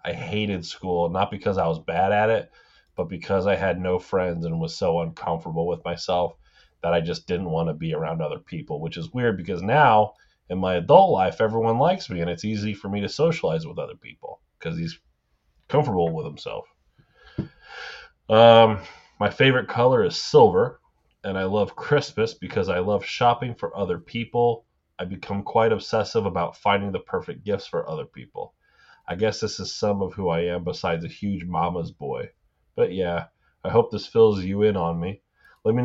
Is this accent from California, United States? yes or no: no; Boise, Idaho, United States; I grew up in Boise, Idaho, with four brothers and one sister.